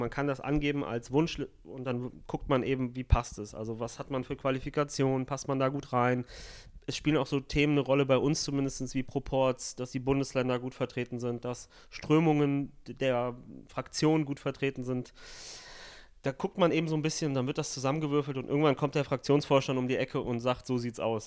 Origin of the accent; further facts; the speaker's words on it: Italy; als äh, Italiener so ist, einfach qua Geburt sozusagen